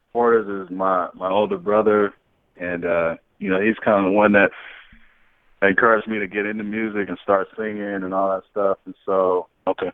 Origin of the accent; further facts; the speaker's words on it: Phoenix, Arizona, United States; moved away; I'm from Phoenix, Arizona originally